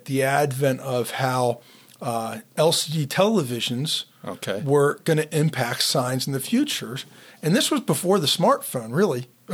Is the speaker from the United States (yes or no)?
yes; Pittsburgh, Pennsylvania, United States; I'm from Pittsburgh